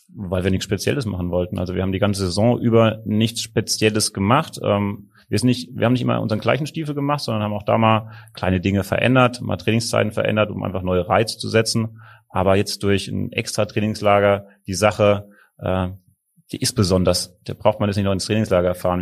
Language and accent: German; Rhineland-Palatinate, Germany; moved away as an adult; now in Hamburg, Germany; ich bin Pfälzer und wir sind sehr gesellige Leute